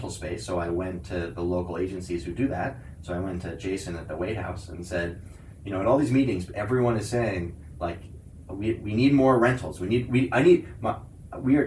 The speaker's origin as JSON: {"language": "English", "town": "New York City", "region": "New York", "country": "United States", "said": "I was from New York City"}